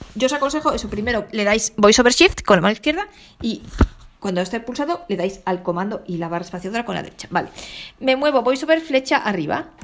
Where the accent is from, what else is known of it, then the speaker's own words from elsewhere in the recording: Spain; yo como buena española